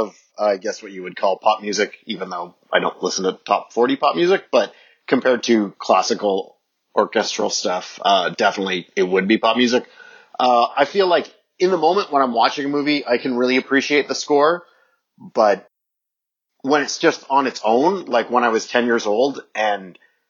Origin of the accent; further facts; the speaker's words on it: Ontario, Canada; I grew up in Ontario, which is very much like Tiny Tim.